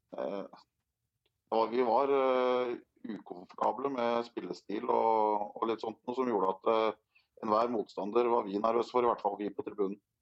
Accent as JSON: {"language": "Norwegian", "town": "Drammen", "region": "Buskerud", "country": "Norway", "said": "Vi er fra Drammen"}